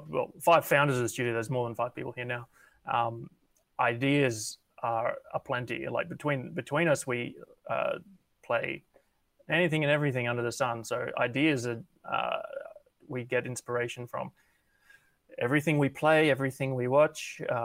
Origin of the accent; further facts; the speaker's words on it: Brisbane, Queensland, Australia; also born or lived in Sydney; I'm from Brisbane, but I was living in Sydney for 4 or 5 months working there on LA Noir.